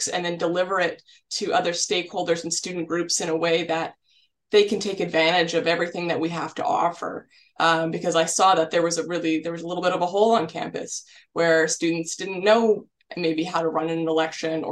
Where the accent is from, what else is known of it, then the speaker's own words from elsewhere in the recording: Ottawa, Ontario, Canada; moved away as an adult; also born or lived in Kingston, Ontario; I'm from Ottawa, so I'm making a big move out to the big city